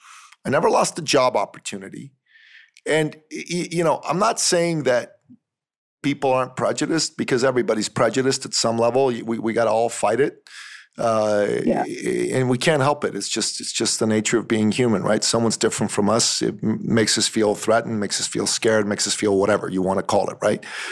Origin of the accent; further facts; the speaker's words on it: Iran; moved away; I'm from the Middle East. I'm from Iran